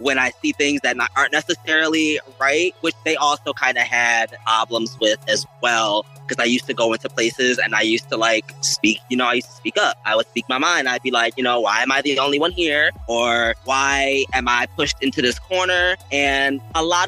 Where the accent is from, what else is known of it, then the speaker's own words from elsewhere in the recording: Rochester, New York, United States; moved away as an adult; now in Los Angeles, United States; I moved from Rochester, New York. You know, like Niagara Falls, Buffalo, that part of New York.